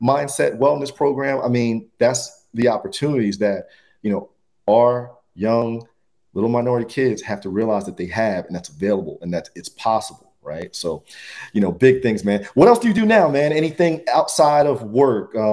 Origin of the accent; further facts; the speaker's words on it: New Jersey, United States; Another good friend of mine I grew up with in Jersey